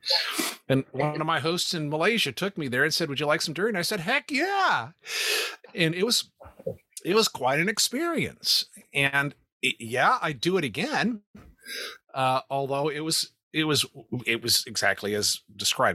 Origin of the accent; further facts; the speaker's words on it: United States; Yes, I love being an American. Yes, I love living in America.